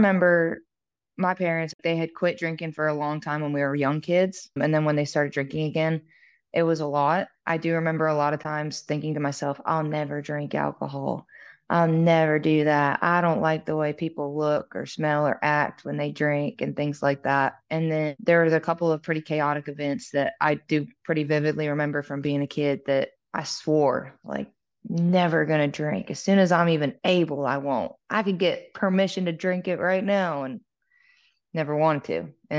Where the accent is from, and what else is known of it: Vermont, United States; born or raised there